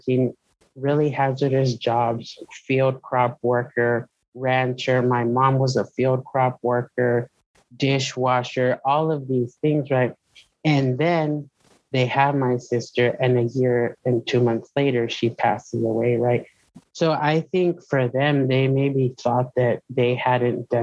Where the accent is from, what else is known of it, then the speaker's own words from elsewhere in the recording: Presidio, Texas, United States; moved away as an adult; also born or lived in Lubbock, Texas / Fort Worth, Texas; my hometown, right? Presidio, mi ranchito, as I call it